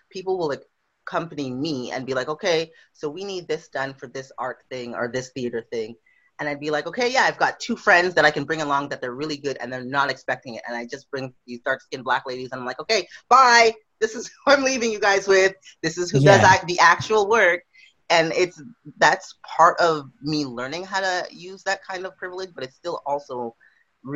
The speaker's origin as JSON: {"language": "English", "town": "Montreal", "region": "Quebec", "country": "Canada", "also_born_or_lived": "Trinidad (parents)", "moved": "as an adult", "lives_now": "Victoria, Canada", "said": "I live and I come from Montreal, Quebec"}